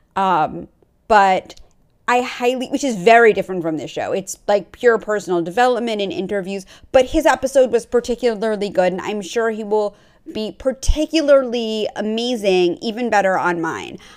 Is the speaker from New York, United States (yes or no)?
yes; New York, United States; I grew up on the East Coast. I grew up in New York